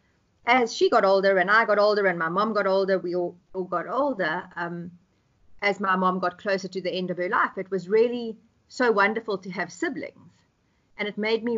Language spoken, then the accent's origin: English; South Africa; I am South African, and I'm currently in Johannesburg